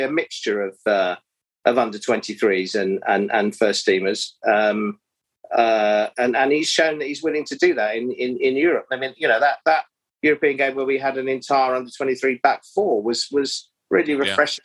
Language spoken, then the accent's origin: English; Bromley, London, United Kingdom; Bromley, which is my hometown club